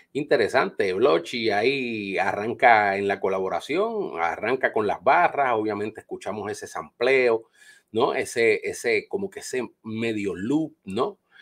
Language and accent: Spanish; Carolina, Puerto Rico; also born or lived in Bronx, New York, United States / Trujillo Alto, Puerto Rico; me crié en el barrio, me crié en la urbe, me crié en el Bronx de Nueva York, me crié en Carolina, Puerto Rico